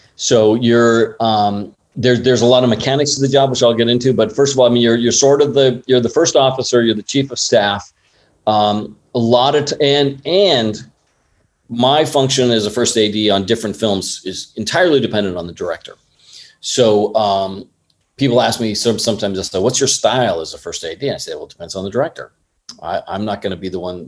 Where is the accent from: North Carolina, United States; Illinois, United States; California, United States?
California, United States; San Clemente; moved away as an adult; also born or lived in Los Angeles, United States; now in Thailand; I grew up in Orange County uh, I went to San Clemente High School